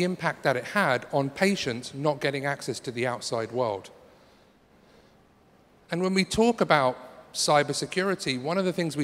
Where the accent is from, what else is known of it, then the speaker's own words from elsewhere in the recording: London, United Kingdom; I'm from London